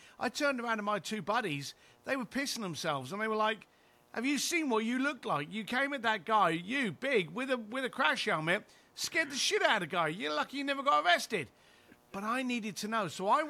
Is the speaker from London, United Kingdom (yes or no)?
yes; London, United Kingdom; And I was a bricklayer from East London, got kicked out of school, never went to college